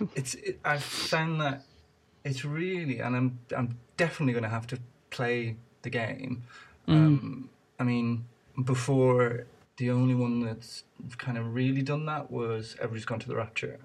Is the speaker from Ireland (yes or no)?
yes; Ireland; moved away; I'm originally from Ireland